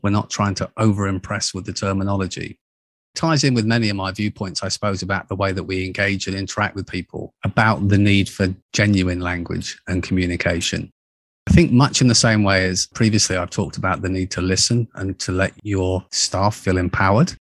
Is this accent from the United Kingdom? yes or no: yes; United Kingdom; moved away as an adult; also born or lived in United States; being a Brit, back in eighty-nine, I moved across to the U S A to open our, our U S business